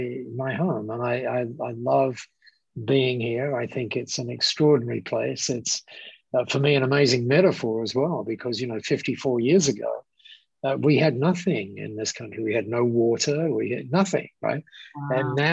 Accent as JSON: {"language": "English", "region": "England", "country": "United Kingdom", "tie": "born or raised there", "also_born_or_lived": "Australia", "moved": "as an adult", "lives_now": "Singapore", "said": "So I was born in the United Kingdom and I got headhunted to Australia"}